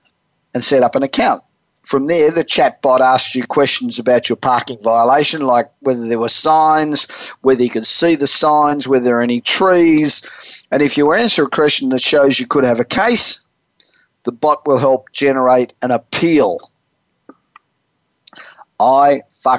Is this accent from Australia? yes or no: yes; Australia; moved away as an adult; now in California, United States; I'm originally Australian. I've been in America I've lived in California for 30 years, but originally Australian.